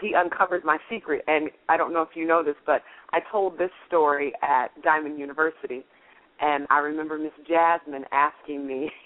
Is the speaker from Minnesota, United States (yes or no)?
no; Kalamazoo, Michigan, United States; moved away; my hometown of Kalamazoo, Michigan